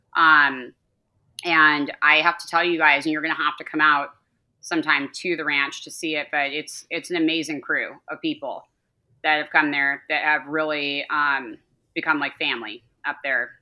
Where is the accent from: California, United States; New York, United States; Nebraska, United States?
California, United States; Calabasas; I grew up in Los Angeles, um, the outskirts of Los Angeles, in Calabasas specifically